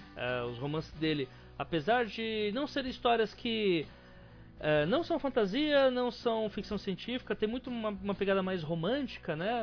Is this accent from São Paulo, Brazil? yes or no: yes; São Paulo, Brazil; Eu sou paulista